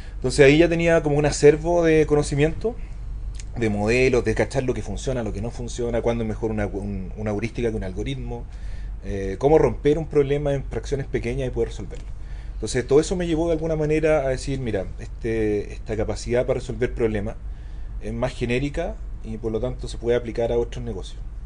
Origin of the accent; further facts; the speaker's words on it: Maipú, Santiago Metropolitan Region, Chile; yo soy un niñito maipú que cacha re poco